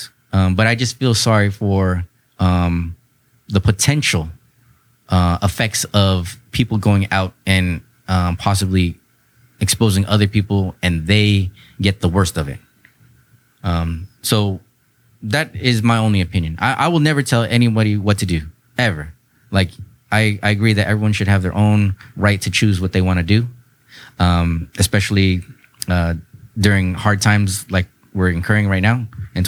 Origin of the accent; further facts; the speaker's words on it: San Diego, California, United States; also born or lived in Chula Vista / North Park; I'm born and raised in San Diego